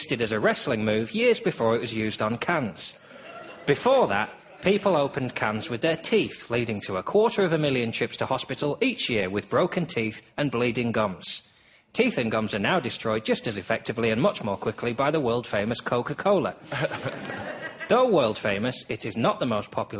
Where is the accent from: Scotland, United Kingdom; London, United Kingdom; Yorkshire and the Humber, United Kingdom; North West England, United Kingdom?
North West England, United Kingdom; Lancashire; I am a Lancastrian.